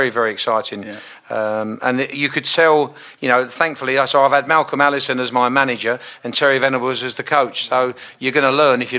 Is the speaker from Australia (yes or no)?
no; Southend-on-Sea, East of England, United Kingdom; because I was born in Southend